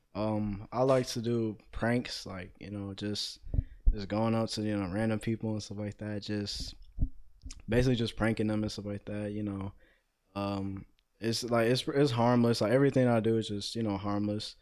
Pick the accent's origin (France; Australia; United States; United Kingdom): United States; Cleveland, Ohio; I'm 18 years old, born and raised in Cleveland, Ohio